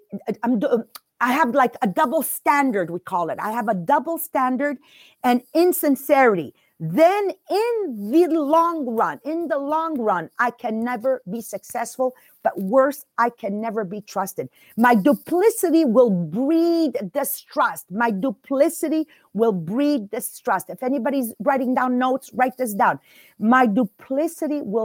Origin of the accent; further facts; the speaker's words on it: Montreal, Quebec, Canada; I'm from the East End, Montreal